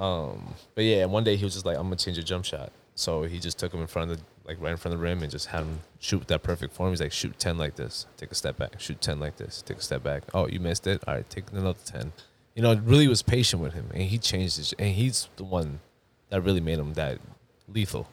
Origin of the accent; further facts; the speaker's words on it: Long Island, New York, United States; also born or lived in Queens, New York; now in Houston, United States; I was born in Queens, raised in Long Island